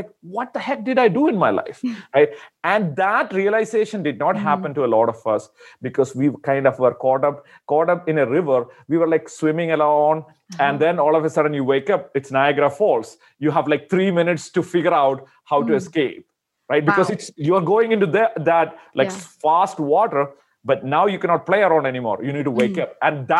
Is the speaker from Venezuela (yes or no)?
no; India; I'm from India originally.